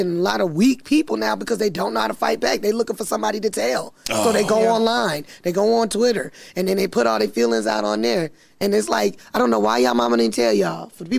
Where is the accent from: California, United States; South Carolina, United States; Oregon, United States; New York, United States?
South Carolina, United States; also born or lived in Las Vegas; I'm from South Carolina.